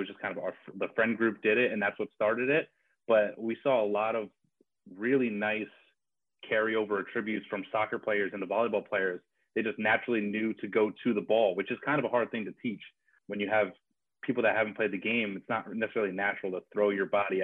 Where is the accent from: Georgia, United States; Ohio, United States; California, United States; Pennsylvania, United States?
Pennsylvania, United States; Bethlehem; I grew up in Bethlehem